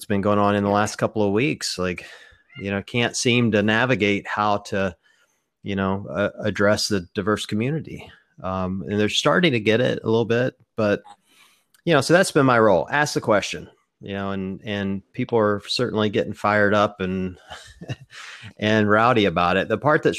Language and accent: English; Mississippi, United States; I grew up in the South. I mean, I'm the deep South, Mississippi.